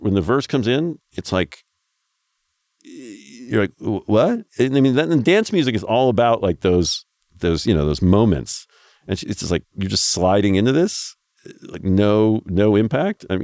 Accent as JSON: {"language": "English", "region": "Midwest", "country": "United States", "tie": "born or raised there", "said": "I grew up in the Midwest"}